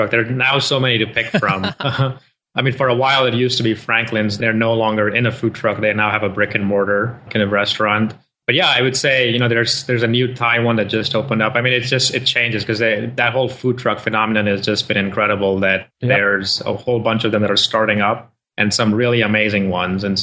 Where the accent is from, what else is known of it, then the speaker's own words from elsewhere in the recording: Nigeria; moved away as an adult; now in United States; I uh, am born to parents from India, but I grew up in Africa in Nigeria. Mm. Uh, did my schooling there and then came here for university in upstate New York, Rochester